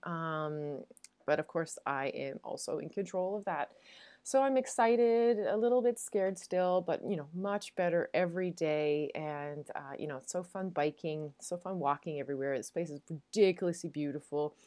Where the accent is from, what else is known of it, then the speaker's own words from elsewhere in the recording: Newfoundland and Labrador, Canada; moved away; as a Newfoundlander